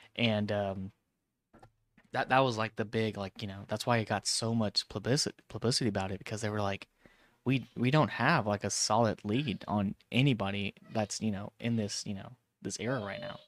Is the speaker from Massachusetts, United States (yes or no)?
no; Vallejo, California, United States; Vallejo, California, my hometown